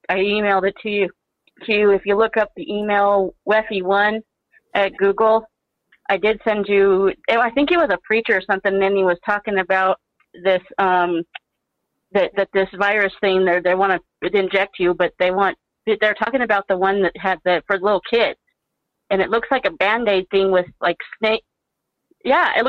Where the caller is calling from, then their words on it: Pueblo, Colorado, United States; I'm actually calling from Pueblo, Colorado.